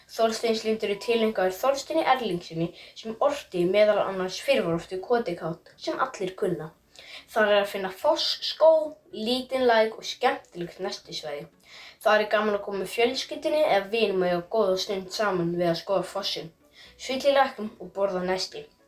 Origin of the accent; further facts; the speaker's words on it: Hvolsvöllur, Southern Region, Iceland; er frá Kólsvöldi sem er á Suðurlandi.